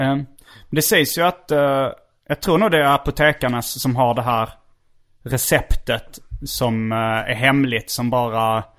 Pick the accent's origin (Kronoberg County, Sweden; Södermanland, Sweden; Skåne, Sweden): Skåne, Sweden; Hjärup; moved away; also born or lived in Stockholm; Hjärup. Det är min hemort